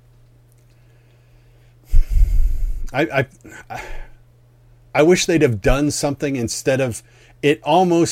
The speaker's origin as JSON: {"language": "English", "region": "Pennsylvania", "country": "United States", "tie": "born or raised there", "said": "I grew up in Pennsylvania, so nice Northeast, you know, upbringing"}